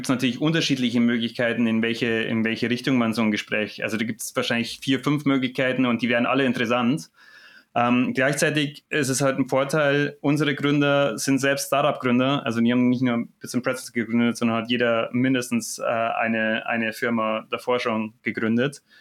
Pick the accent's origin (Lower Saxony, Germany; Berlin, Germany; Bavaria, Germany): Bavaria, Germany; Munich; aber als Münchner sagt man natürlich, hier bei mir zu Hause geht doch viel ab.